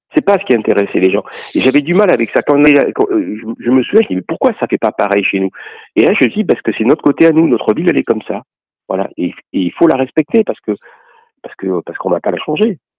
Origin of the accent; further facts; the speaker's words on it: Toulon, Provence-Alpes-Côte d'Azur, France; also born or lived in Ollioules / Paris; j'ai grandi à Toulon